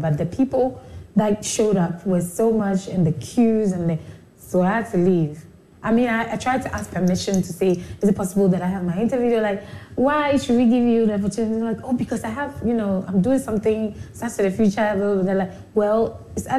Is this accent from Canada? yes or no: no; Accra, Greater Accra, Ghana; also born or lived in Liberia; I was born in Liberia, but we had to run to Ghana during the war in 1989. And that's when we came to Ghana, and I've been in Ghana since then. So yeah, growing up in Accra